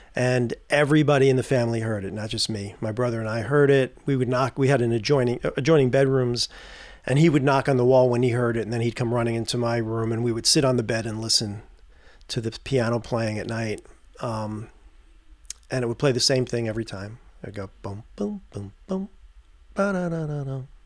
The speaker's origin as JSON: {"language": "English", "town": "Tarrytown", "region": "New York", "country": "United States", "tie": "born or raised there", "said": "I grew up in Tarrytown, New York"}